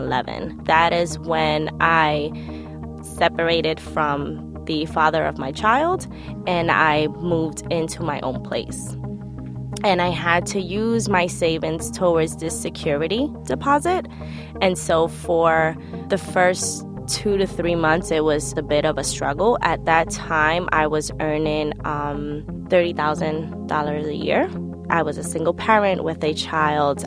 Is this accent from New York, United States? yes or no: yes; New York City, New York, United States; I was born and raised in Brooklyn, New York